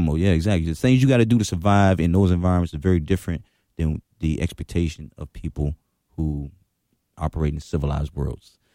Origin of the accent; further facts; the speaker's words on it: Washington, District of Columbia, United States; I grew up in Washington when it was Choctaw City.